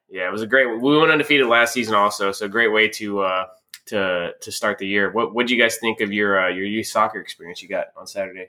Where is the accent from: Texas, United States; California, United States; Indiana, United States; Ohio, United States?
Texas, United States; I grew up in Texas